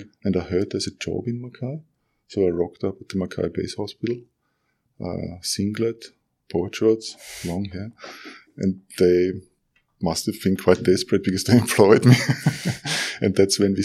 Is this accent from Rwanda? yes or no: no; Austria; moved away as an adult; now in Lismore, Australia; I'm originally from Austria. I've been here for 18 years. I can't get rid of the accent